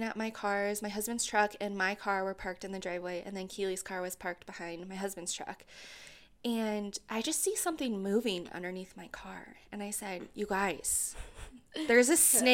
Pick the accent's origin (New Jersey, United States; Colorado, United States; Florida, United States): Colorado, United States; also born or lived in Central Texas / Kansas; I'm from Colorado, so, like, growing up, we really never had a snake problem.